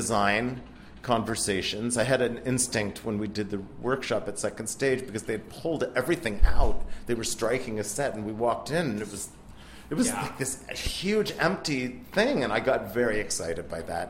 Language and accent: English; Rockville, Maryland, United States; I'm from Rockville, Maryland